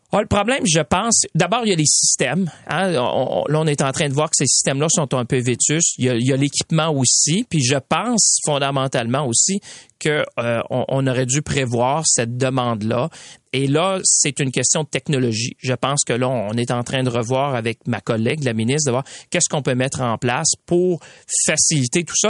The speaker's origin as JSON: {"language": "French", "region": "Quebec", "country": "Canada", "said": "ici chez nous au Québec"}